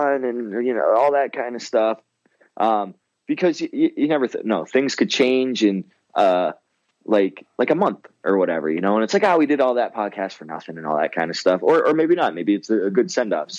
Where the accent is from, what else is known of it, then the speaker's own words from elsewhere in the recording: Windsor, Ontario, Canada; now in Michigan, United States; growing up in Windsor and we had another, like the next closest kind of big city, and it's not even a big city, is Chatham